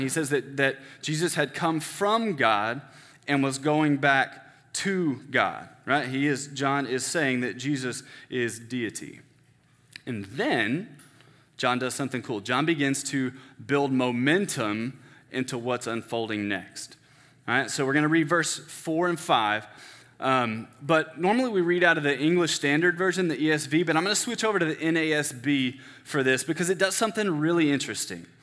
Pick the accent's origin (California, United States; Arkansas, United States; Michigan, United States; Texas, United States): Texas, United States; Denton; I grew up in First Baptist Church, Denton